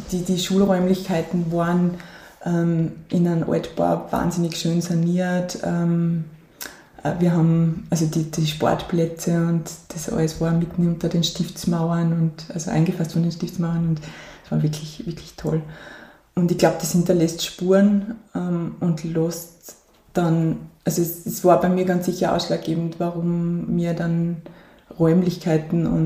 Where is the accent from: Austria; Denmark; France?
Austria; St. Gallen, Styria; ganz ursprünglich {S2} hat es begonnen in St. Gallen. Das ist ähm, ein Ort mitten im Gesäuse. Ähm, da bin ich ähm, bei meinen Großeltern und Eltern aufgewachsen die ersten Jahre